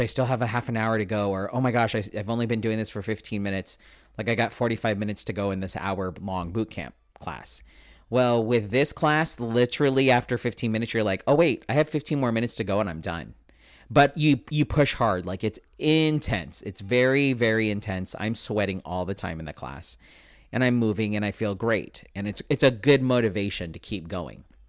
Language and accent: English; San Diego, California, United States; I am born and raised in San Diego.